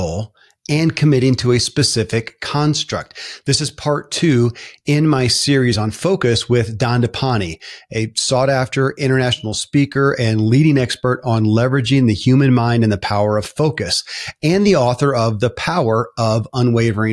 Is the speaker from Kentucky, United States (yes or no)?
yes; Kentucky, United States; born or raised there